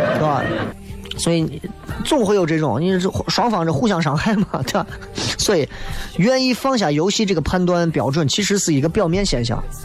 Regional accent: Xi'an, Shaanxi, China; 我从来没有以为我是一个西安人而自卑过

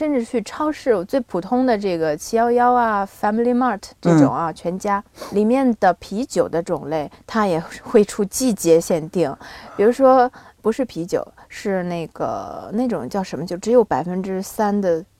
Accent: Binzhou, Shandong, China; moved away as an adult; 因为我从小在北方长大

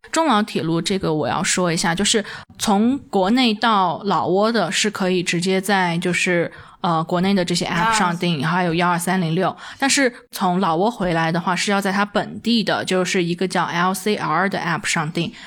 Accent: Dali, Yunnan, China; also born or lived in Kunming; 我自己本身，我老家就是大礼的

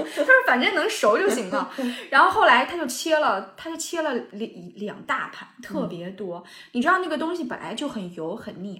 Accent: Anhui, China; 我就叫…，我就是安徽人。

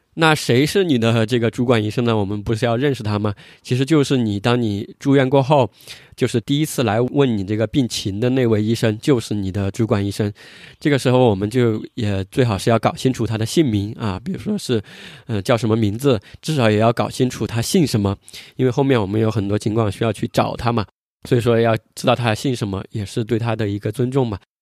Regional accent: China; 我们作为中国人

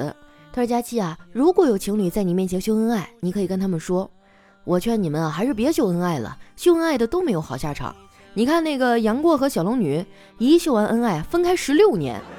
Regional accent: Northeast China, China; 我就特别怀念啊我们东北老家的冻梨。南方的朋友可能不清楚啊，在我们东北呢，有一种冬季限定水果叫冻梨。

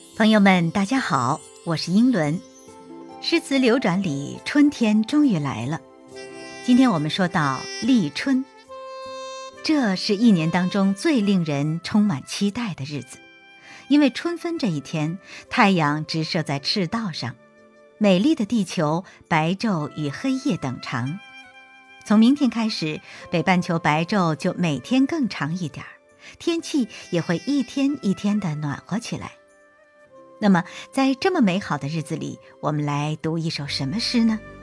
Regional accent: Zhejiang, China; also born or lived in Siming Mountain area, Zhejiang; now in Liaoning, China; 辽宁呢，是我现在工作和生活的地方，而浙江呢，是我的家乡

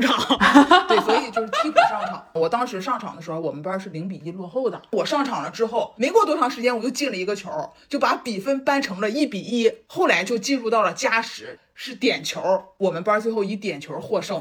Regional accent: Dalian, Liaoning, China; 我们的家乡大连

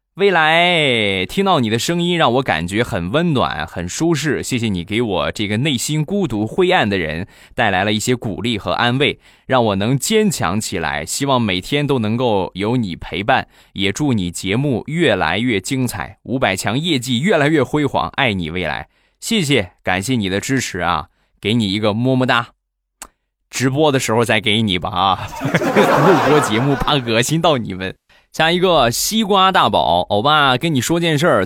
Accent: Rizhao, Shandong, China; 还有就是我们家乡的特产啊，去年，前年卖了两年的日照绿茶

